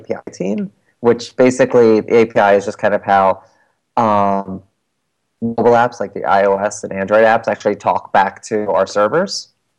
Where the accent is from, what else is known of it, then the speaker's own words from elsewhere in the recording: New Jersey, United States; accent: South Jersey Philly; I grew up in South Jersey, just outside of Philadelphia. So I brought a South Jersey Philly accent with me when I moved up into, like, North Jersey